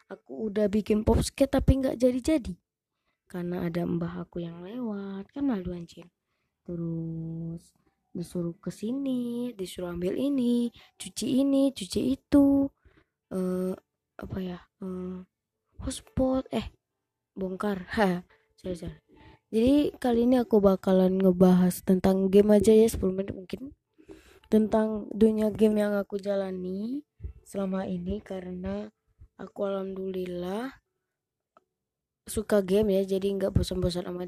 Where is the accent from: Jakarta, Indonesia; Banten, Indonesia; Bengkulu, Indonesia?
Bengkulu, Indonesia; Rejang Lebong; psbb pun udah dimulai sampai ke ke kota aku gitu kan ke ke apa kabupaten Rejang Lebong gini kan semua wisata di di mana-mana tutup di daerahku juga ditutup